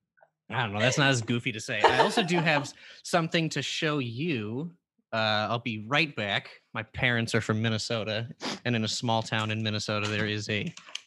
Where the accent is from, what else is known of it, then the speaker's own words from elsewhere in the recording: Australia; Seconds, I am Australian.